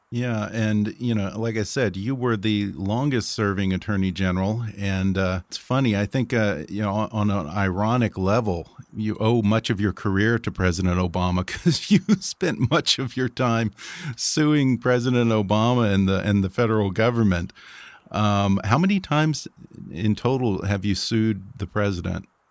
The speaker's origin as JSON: {"language": "English", "region": "Texas", "country": "United States", "tie": "born or raised there", "said": "he's the governor of my home state, the great state of Texas"}